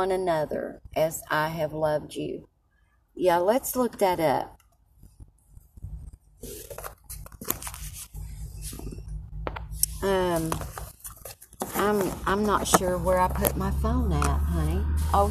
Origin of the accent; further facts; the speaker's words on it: Tazewell, Tennessee, United States; moved away; also born or lived in Knoxville, Tennessee / Alabama / Texas; I was born in Knoxville and raised in a little town about 17 miles from Middlesboro, Kentucky, called Tazewell.